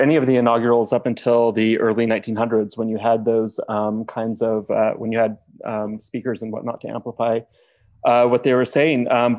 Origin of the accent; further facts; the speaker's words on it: Wyoming, United States; I worked for my home state senator from Wyoming